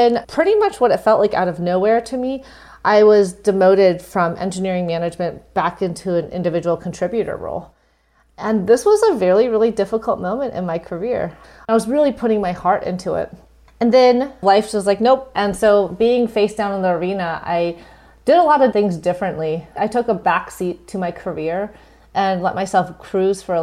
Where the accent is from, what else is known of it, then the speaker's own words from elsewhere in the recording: Midwest, United States; moved away as an adult; also born or lived in Massachusetts; growing up in the Midwest